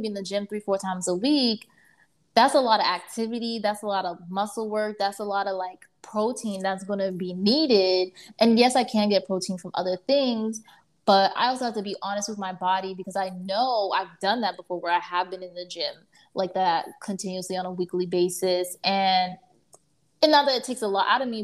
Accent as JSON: {"language": "English", "town": "Miami", "region": "Florida", "country": "United States", "tie": "born or raised there", "also_born_or_lived": "New York", "moved": "as an adult", "said": "I was born in Miami and, like, raised there"}